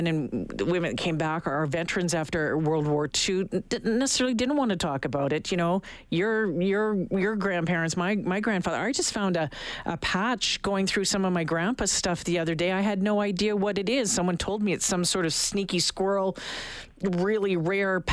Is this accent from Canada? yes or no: yes; Canada; we're Canadian